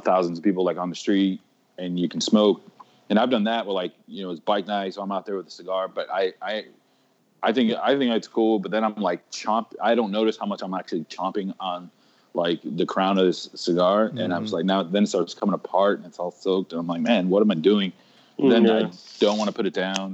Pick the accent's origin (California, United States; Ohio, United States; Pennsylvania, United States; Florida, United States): Florida, United States; moved away; also born or lived in Maryland; I'm Puerto Rican dude that was raised in Florida.